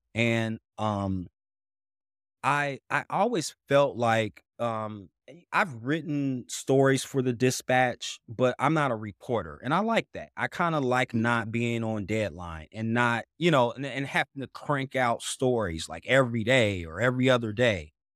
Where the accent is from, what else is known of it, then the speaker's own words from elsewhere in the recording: Dayton, Ohio, United States; moved away as an adult; also born or lived in Washington, D.C.; now in Columbus, United States; I'm originally from Dayton, Ohio